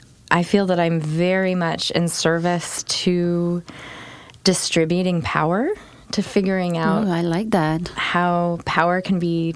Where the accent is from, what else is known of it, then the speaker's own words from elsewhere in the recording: Santa Fe, New Mexico, United States; also born or lived in Vancouver, Canada; now in Portland, United States; I was raised in Santa Fe, New Mexico.